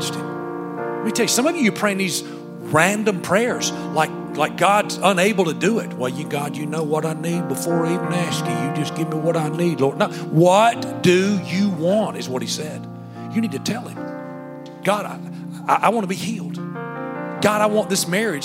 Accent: Alabama, United States; I'm from Alabama

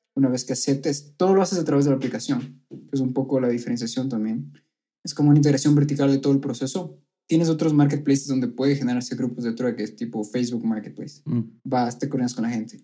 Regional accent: Ecuador; also born or lived in Colombia; yo soy ecuatoriano

